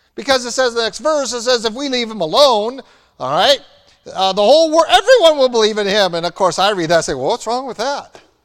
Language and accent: English; United States; we were raised in America